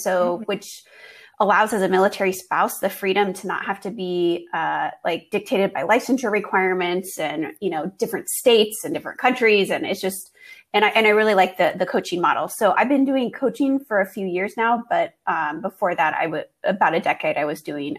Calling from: Germany; moved away; also born or lived in Washington State, United States / Texas, United States; I am calling all the way from Germany. My husband and I, our family here, he's a military medical physician. And so we are stationed here in Germany.

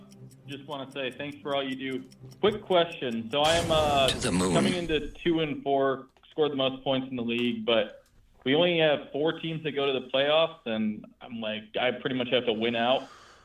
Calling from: Georgia, United States

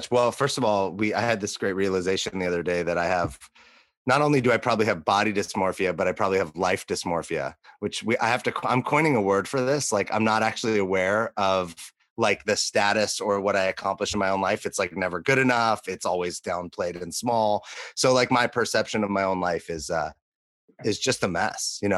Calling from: San Diego, California, United States; joining you from San Diego.

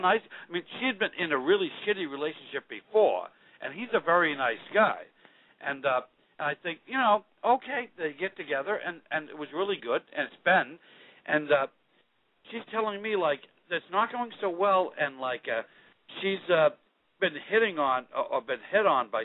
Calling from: Boston, Massachusetts, United States; This is your friend … I'm 41 from Boston.

